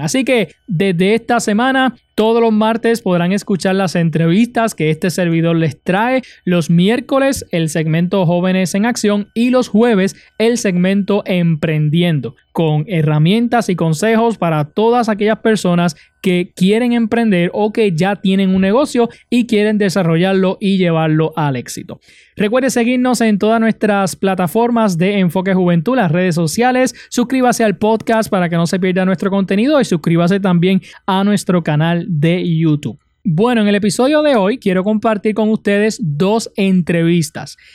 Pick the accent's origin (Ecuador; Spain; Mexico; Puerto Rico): Puerto Rico; Utuado; mi pueblo de Utuado